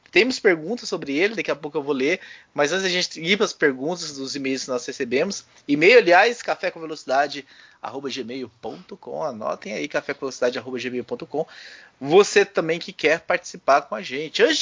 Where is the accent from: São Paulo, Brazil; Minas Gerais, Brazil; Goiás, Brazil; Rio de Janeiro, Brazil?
Goiás, Brazil; quando eu era pequeno, lá em Goiás, né?